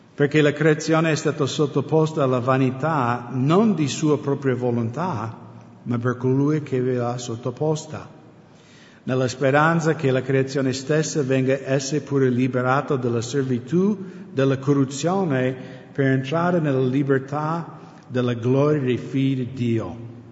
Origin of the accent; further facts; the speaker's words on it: United States; Italian is a second language; now in Italy; essendo americano